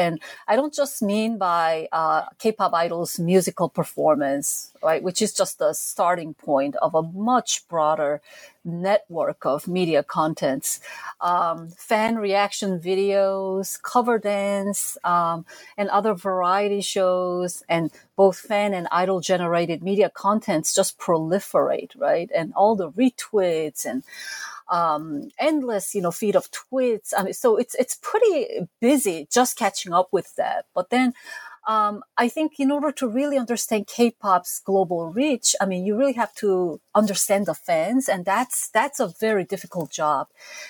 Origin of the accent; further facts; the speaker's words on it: South Korea; As a teenager growing up in South Korea in the 70s and 80s, I never skipped the top of the chart music shows on TV.